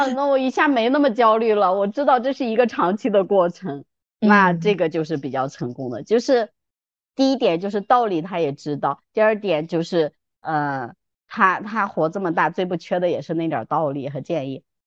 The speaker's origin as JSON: {"language": "Chinese", "country": "China", "said": "我们中国人，尤其女生啊"}